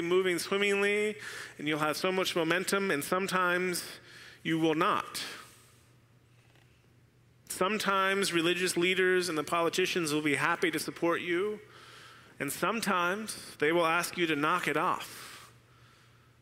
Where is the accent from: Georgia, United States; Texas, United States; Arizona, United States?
Arizona, United States; Arizona, my home state